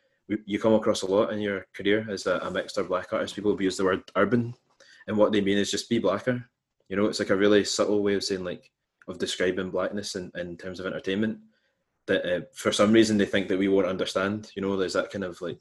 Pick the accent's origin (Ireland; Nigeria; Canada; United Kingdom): United Kingdom; west of Scotland; I grew up in the west of Scotland